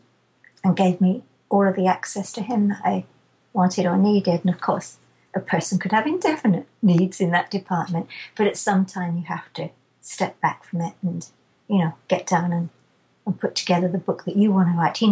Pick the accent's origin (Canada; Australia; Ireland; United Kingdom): United Kingdom; England; I'm too English